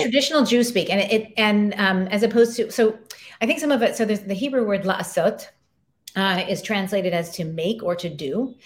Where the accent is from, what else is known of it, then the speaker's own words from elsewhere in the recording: Colorado Springs, Colorado, United States; moved away; also born or lived in New York City / Philadelphia / Louisiana; I grew up in the Rocky Mountains and Colorado Springs, looking at Pikes Peak out my window